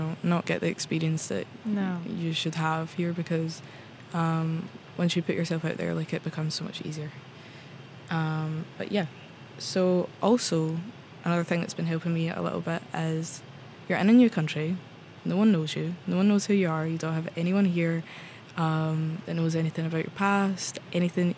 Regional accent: Scotland, United Kingdom; moved away as an adult; now in Oslo, Norway; I'm from Scotland. I'm here in Oslo for an exchange year

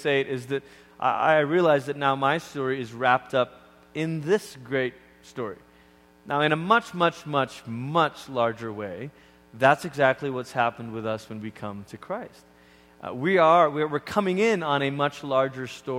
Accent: Malaysia; also born or lived in Oregon, United States; now in United States; even as a kid growing up in Malaysia

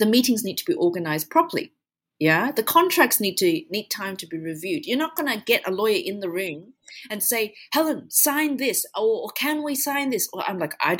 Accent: Australia; now in United Arab Emirates; I'm from Australia

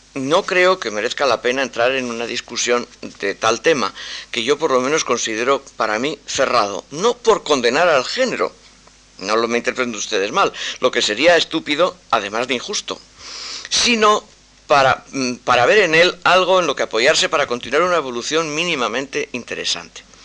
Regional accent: Spain

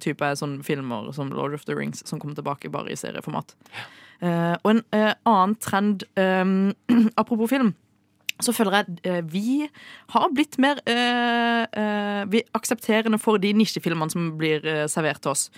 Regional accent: Sørlandet, Norway; som sørlending

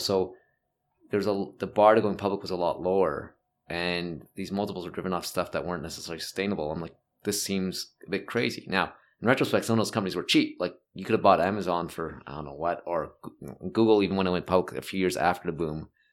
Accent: Toronto, Ontario, Canada; moved away as an adult; also born or lived in Montreal / United States; I, I grew up in North York, which is basically Toronto.

